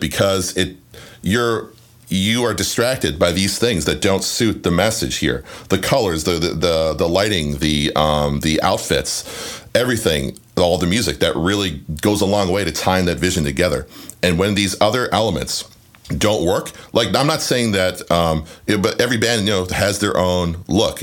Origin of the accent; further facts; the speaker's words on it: Canada; where I grew up in Canada, we didn't have cable TV.